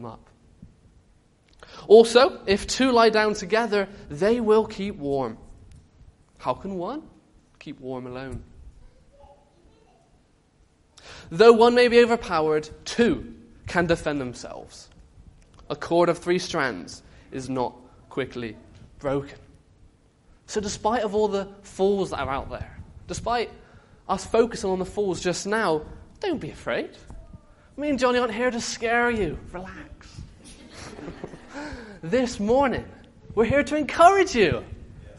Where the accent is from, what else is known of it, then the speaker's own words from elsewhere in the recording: Bristol, South West England, United Kingdom; I came back to my Bristolian family